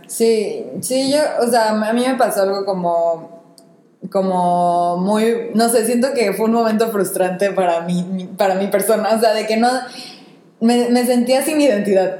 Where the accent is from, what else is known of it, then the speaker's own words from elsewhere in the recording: Mexico; first language Spanish; now in France; yo siendo mexicana y hablando español